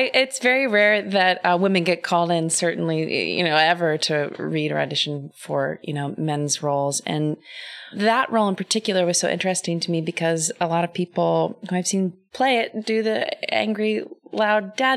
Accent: Kansas, United States; born and raised in Kansas

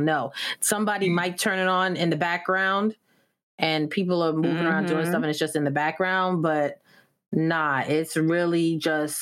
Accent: New York and Long Island, United States; now in Washington, D.C., United States; growing up in New York and Long Island, the family always got together

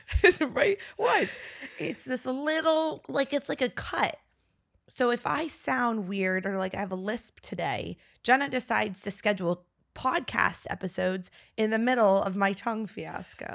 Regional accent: Northern Virginia, United States; now in Texas, United States; we're from Northern Virginia

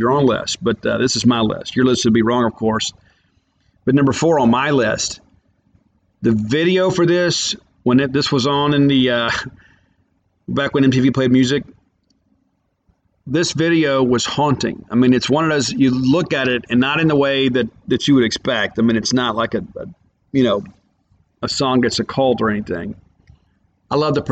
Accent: South Mississippi, United States; I'm from South Mississippi

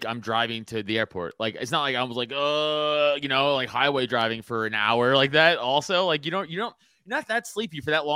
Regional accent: New York City, New York, United States; now in Pennsylvania, United States; I'm from Staten Island, New York

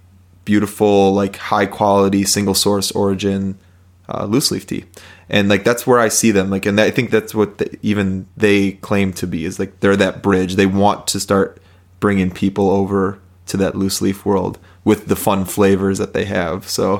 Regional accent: Illinois, United States; because growing up in the Chicagoland area, they're more popular there.

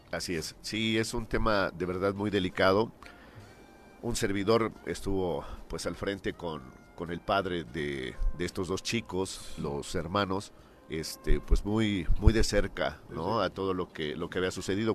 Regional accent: Mexico City, Mexico; moved away as an adult; now in Morelos, Mexico; Yo soy de la Ciudad de México, tengo 22 años ya viviendo aquí en el estado

